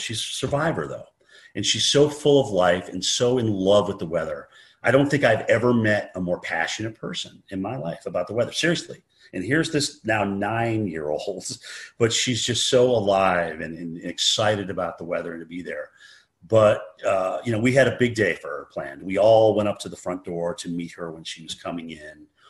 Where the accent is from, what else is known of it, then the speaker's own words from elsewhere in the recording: White River Junction, Vermont, United States; growing up in White River Junction, Vermont